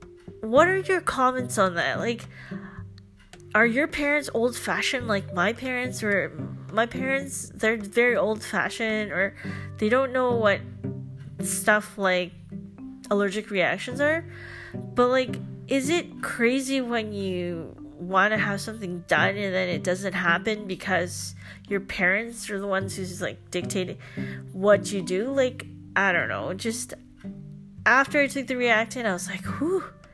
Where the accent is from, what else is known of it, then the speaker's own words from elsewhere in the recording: Philippines; nothing against Filipino culture, because I'm Filipino.